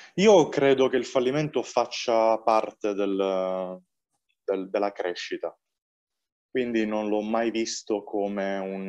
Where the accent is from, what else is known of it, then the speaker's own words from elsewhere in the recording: Valenzano, Apulia, Italy; nel mio paese di origine, io vengo da Valenzano, che è un paese, piccolo paese vicino Bari, e sono pugliese